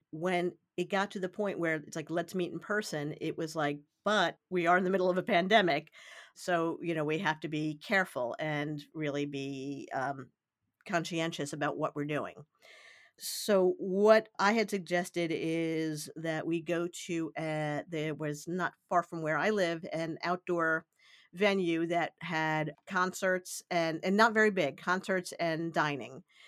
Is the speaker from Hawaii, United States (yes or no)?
no; New York City, New York, United States; I grew up in the New York City area